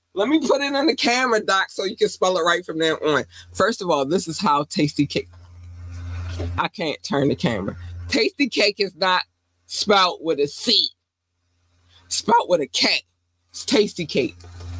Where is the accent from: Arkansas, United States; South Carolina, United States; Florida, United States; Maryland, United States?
Maryland, United States; Baltimore; I was growing up in Baltimore, I had to pick a side.